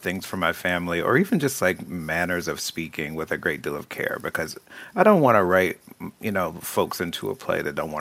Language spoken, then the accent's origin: English; the South, United States; now in Philadelphia, United States; I grew up in the South